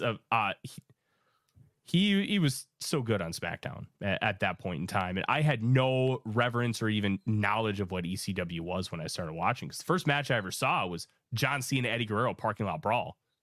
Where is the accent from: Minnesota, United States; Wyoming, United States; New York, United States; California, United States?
Minnesota, United States; I'm from Minnesota. My mom actually went to school with Kurt Hennig.